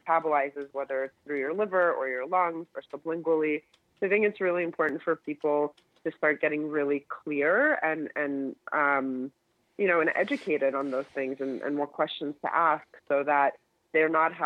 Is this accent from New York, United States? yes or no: yes; New York, United States; as a New Yorker